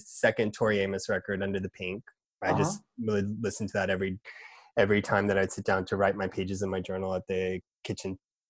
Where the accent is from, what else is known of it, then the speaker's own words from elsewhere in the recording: Georgia, United States; moved away as an adult; now in New York, United States; moving to Georgia at 5, my family moving there